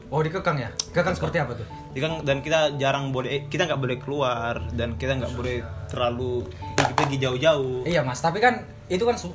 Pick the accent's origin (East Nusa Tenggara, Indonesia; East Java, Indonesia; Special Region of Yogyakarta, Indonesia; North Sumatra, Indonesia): North Sumatra, Indonesia; Medan